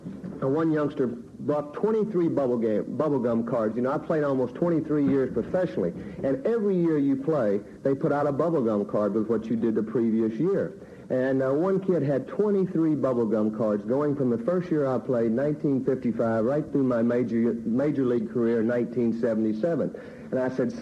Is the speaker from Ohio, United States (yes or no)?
no; Little Rock, Arkansas, United States; growing up in Little Rock, Arkansas